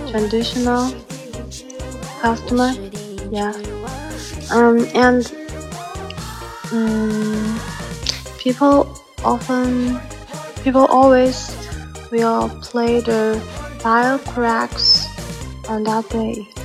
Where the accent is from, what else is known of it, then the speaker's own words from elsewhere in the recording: Nanchang, Jiangxi, China; English is a second language; I'm a girl from Jiangxi, capital of the city, Jiangxi province, Nanchang.